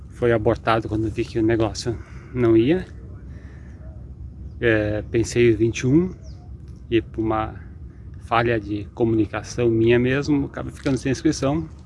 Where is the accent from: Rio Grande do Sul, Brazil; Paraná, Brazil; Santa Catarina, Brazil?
Rio Grande do Sul, Brazil; Caxias do Sul; Sou de Caxias do Sul